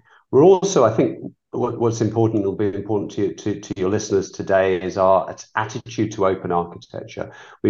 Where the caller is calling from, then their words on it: Walton-on-Thames, South East England, United Kingdom; I'm calling from a sunny but cold place called Walton-on-Thames in England, just southwest of London.